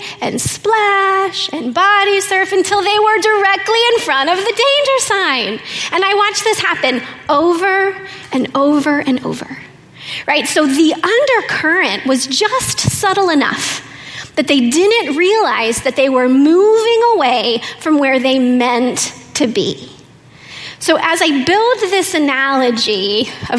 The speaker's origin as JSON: {"language": "English", "region": "Oklahoma", "country": "United States", "said": "I'm from Oklahoma"}